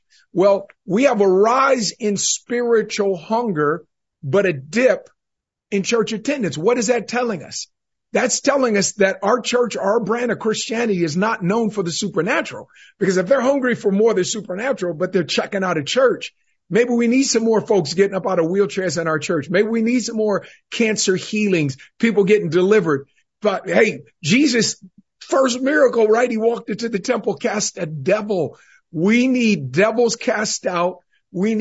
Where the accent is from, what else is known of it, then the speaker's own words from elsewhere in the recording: Northern California, United States; growing up in Northern California